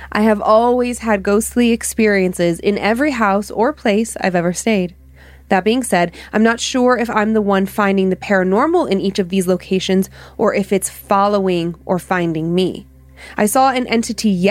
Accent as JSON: {"language": "English", "region": "Ohio", "country": "United States", "tie": "born or raised there", "said": "growing up in Ohio"}